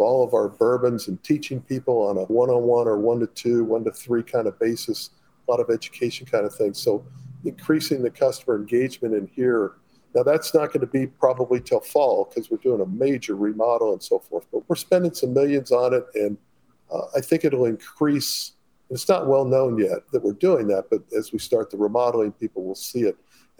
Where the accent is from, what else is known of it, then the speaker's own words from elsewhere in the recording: Midwest, United States; And I do like being a Midwesterner